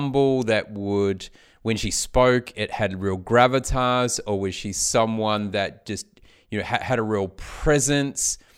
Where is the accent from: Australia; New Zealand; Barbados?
New Zealand; I come from New Zealand